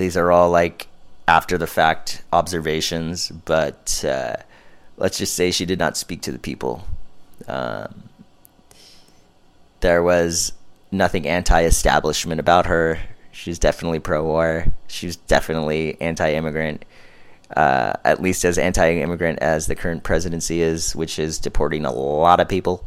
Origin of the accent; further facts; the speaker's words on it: Los Angeles, California, United States; now in Orange County, United States; I'm from Southern California. Grew up here in the LA area.